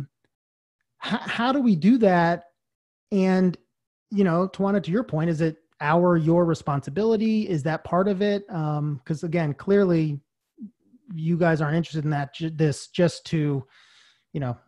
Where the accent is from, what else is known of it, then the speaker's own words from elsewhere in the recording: Stone Mountain, Georgia, United States; I grew up in Stone Mountain of all places, went to high school in Stone Mountain